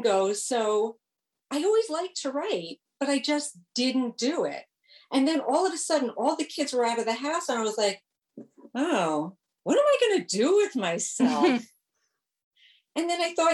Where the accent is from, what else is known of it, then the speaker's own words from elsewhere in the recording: New York City, New York, United States; now in Northern New Jersey, United States; I grew up in New York City. Now I live in Northern